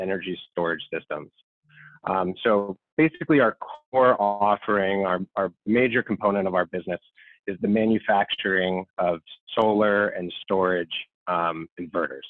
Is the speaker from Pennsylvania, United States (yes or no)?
yes; outside of the Philadelphia area, Pennsylvania, United States; moved away as an adult; also born or lived in Washington, D.C. / Ohio; I grew up in Washington, D.C., born and raised outside of the Philadelphia area